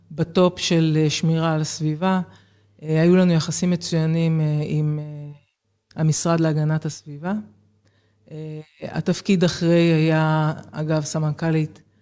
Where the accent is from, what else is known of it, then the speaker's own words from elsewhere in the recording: Jerusalem, Jerusalem District, Israel; אני אה, ילידת ירושלים, אחת מארבעה ילדים, מספר שתיים ברביעייה הזו. ובעצם החיים שלי התחילו בשכונת קטמון בירושלים. זאת אומרת, לא מהסוציו-אקונומי הגבוה